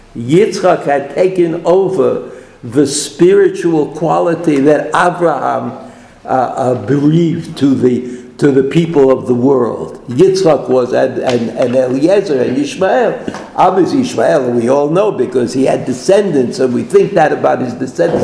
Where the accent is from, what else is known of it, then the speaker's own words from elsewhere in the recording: New York City, New York, United States; I'm from Brooklyn